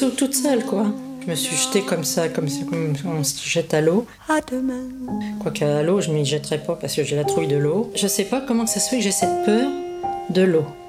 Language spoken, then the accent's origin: French; Paris, Île-de-France, France; À euh, Paris, je suis pure parisienne